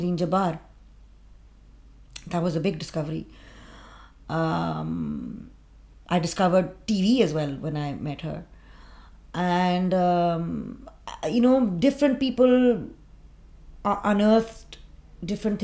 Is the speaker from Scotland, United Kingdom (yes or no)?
no; London, United Kingdom; I was born in London